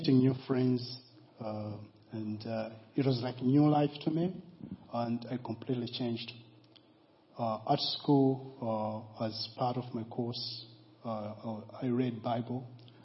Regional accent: Malawi; now in Guernsey; I was born in Malawi

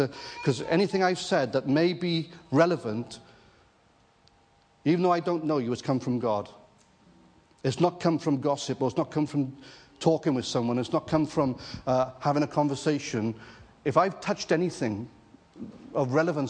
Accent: Wales, United Kingdom; moved away; also born or lived in Jersey; I'm a Welshman, married to an Irish girl

